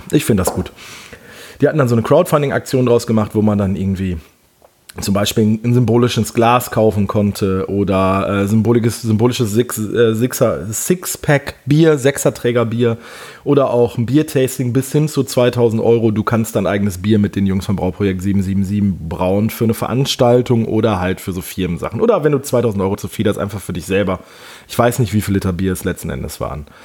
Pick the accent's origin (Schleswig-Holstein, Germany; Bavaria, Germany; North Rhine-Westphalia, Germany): North Rhine-Westphalia, Germany; Wesel; Denn hier bei uns in Wesel gibt es, äh, äh, beziehungsweise die Stadt Wesel ist so um die 800 Jahre alt. Die hat früher mal eine Festungsmauer gehabt. Wesel war mal eine Hansestadt, also meine Heimatstadt.